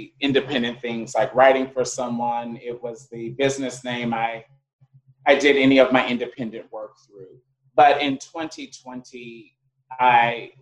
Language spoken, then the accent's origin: English; United States; moved away; also born or lived in Ghana